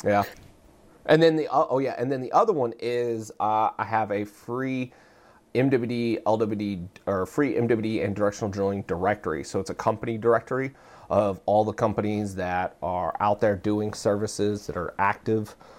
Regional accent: Texas, United States; moved away as an adult; also born or lived in Australia; I grew up in Texas

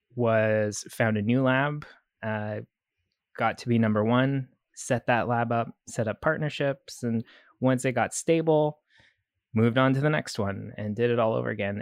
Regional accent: Canada; moved away; also born or lived in Vancouver; I'm Canadian, uh, French Canadian

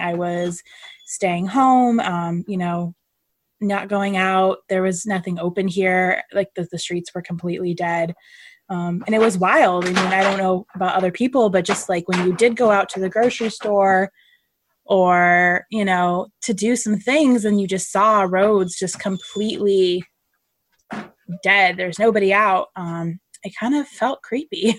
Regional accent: California, United States; now in Connecticut, United States; Lauren and I met in California and we're both from California, I live uh, in Connecticut now

